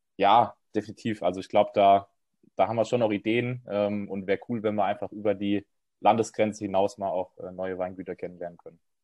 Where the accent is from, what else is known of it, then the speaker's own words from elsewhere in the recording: Rheinhessen or the Palatinate, Rhineland-Palatinate, Germany; wir kommen auch beides auf, aus Weinregionen, also Rheinhessen und der Pfalz